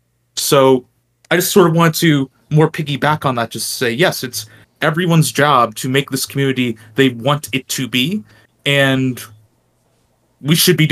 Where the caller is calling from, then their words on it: New Jersey, United States; I'm also New Jersey, if that didn't give it away for folks who don't know.